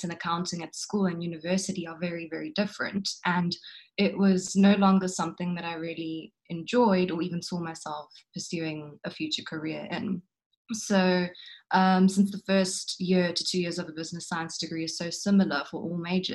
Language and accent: English; Port Shepstone, KwaZulu-Natal, South Africa; moved away as an adult; now in Cape Town, South Africa; I'm from a small town in KwaZulu-Natal called Borshepston, or what I like to refer to as Sheppyland. I grew up and I schooled in Borshepston